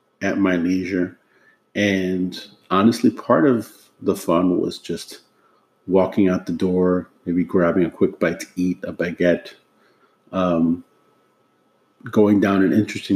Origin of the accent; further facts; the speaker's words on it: New York City, New York, United States; moved away as an adult; now in Washington, D.C., United States; back home in my hometown of New York City